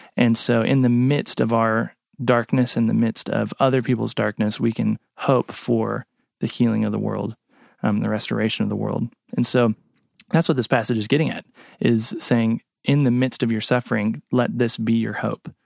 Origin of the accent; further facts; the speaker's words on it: United States; as an American